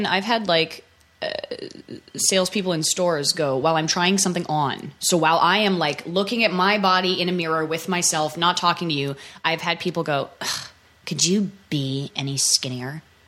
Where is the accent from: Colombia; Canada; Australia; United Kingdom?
Canada; moved away; also born or lived in New York